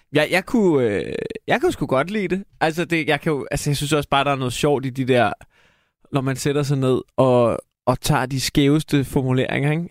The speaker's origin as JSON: {"language": "Danish", "country": "Denmark", "said": "vi er danskere"}